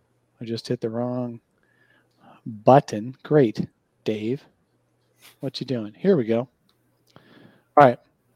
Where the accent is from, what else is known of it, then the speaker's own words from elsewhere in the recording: Erie, Pennsylvania, United States; moved away; I grew up in Erie, Pennsylvania